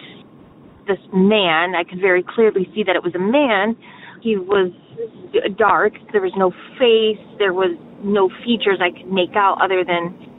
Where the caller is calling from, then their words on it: Detroit, Michigan, United States; I am calling from the Detroit area